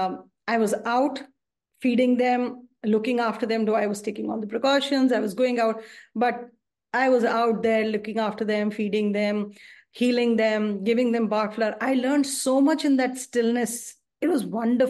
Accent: New Delhi, Delhi, India; I'm from India and I'm from New Delhi.

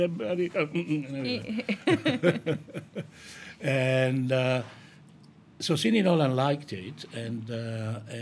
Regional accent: Italy; moved away; a seafood restaurant that I grew up with in Italy

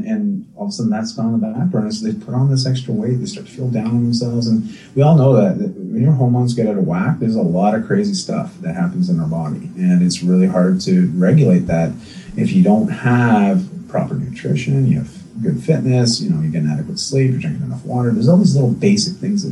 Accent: outside of Toronto, Ontario, Canada; moved away as an adult; also born or lived in British Columbia; when I grew up outside of Toronto in Ontario

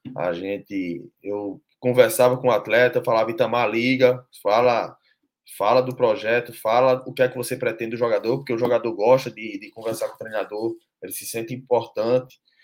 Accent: Northeast Region, Brazil; now in Recife, Brazil; Eu que não sou aqui de, de Recife, de Pernambuco, né? mas sou da região Nordeste

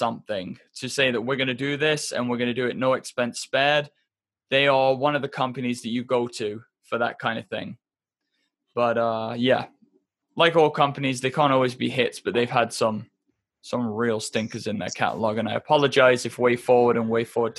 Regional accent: England, United Kingdom; I was raised in England

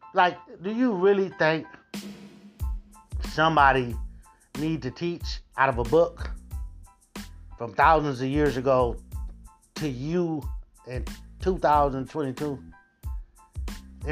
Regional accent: United States; we are one of the most religious countries

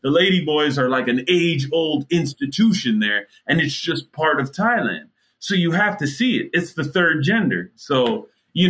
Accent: Jamaica; now in Miami, United States; as a Jamaican

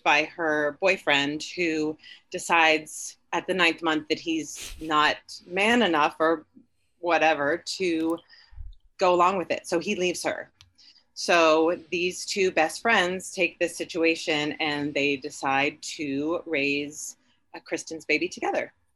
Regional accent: Dayton, Ohio, United States; also born or lived in New York; now in Los Angeles, United States; I'm from Dayton

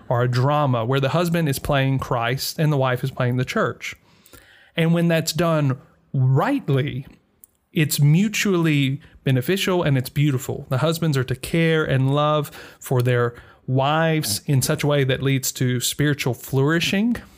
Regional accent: Mississippi, United States; moved away; Growing up in Mississippi

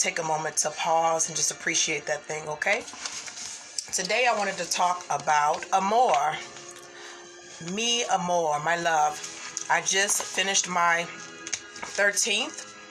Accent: Midwest, United States; I am from the Midwest area

